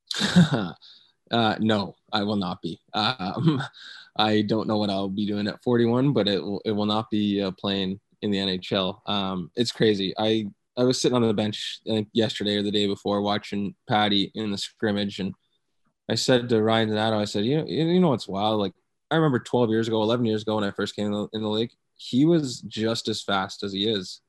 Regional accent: London, Ontario, Canada; moved away; also born or lived in Guelph, Ontario; my hometown of, of London

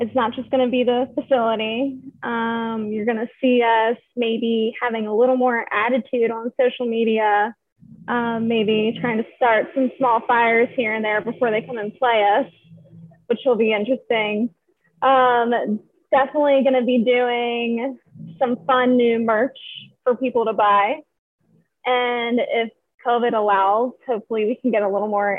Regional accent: Maryland, United States; moved away; also born or lived in South Carolina; I'm from Maryland

